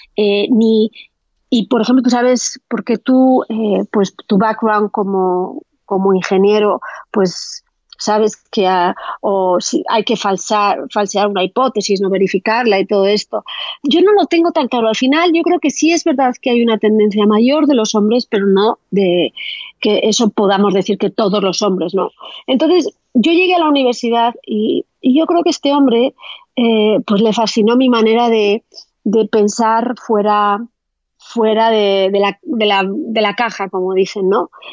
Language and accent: Spanish; Spain; moved away as an adult; also born or lived in Amsterdam / Australia; los españoles tenemos la discapacidad casi todos de ¿eh? hablar a lo Penélope Cruz, ¿no? o sea, tenemos un acentazo